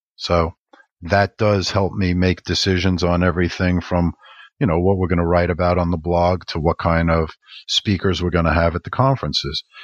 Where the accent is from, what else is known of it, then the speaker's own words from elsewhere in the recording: New York, United States; being a New Yorker